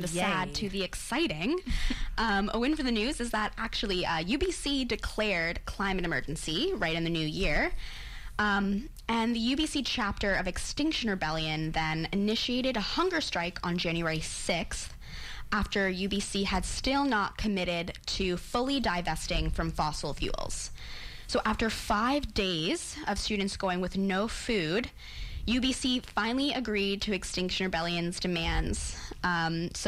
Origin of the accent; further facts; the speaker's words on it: United States; as an American